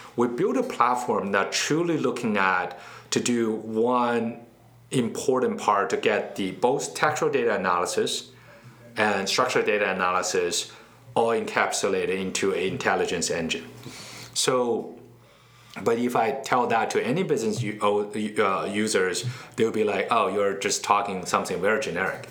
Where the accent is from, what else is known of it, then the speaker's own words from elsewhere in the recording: Beijing, China; moved away as an adult; also born or lived in Charlotte, North Carolina, United States / West Coast, United States; now in United States; I was born and raised in Beijing. I uh, came to the States about 14 years ago